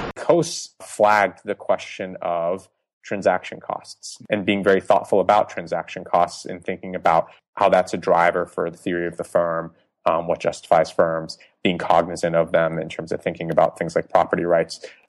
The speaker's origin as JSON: {"language": "English", "town": "Boston", "region": "Massachusetts", "country": "United States", "tie": "born or raised there", "also_born_or_lived": "Iran", "accent": "American", "said": "I grew up mostly in the Northeast in suburban Boston most of my life."}